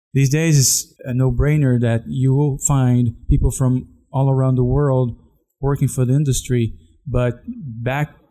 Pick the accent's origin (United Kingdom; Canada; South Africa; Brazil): Brazil; outside of Sao Paulo, São Paulo; I was born outside of Sao Paulo